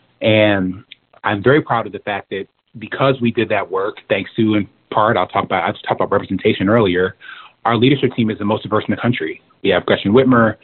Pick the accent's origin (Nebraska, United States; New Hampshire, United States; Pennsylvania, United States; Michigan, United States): Michigan, United States; Detroit; I'm from Detroit, we the Motor City